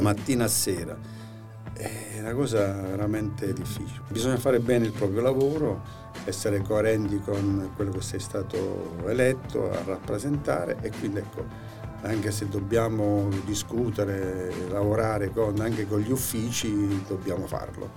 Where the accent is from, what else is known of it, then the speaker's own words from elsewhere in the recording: San Valentino in Abruzzo Citeriore, Abruzzo, Italy; now in Orsogna, Italy; sono vivo a Orsogna, sono nato a San Valentino in Abruzzo Cigeriore, però poi per vicende familiari che eh, abbiamo dovuto ecco, trasferirci a Orsogna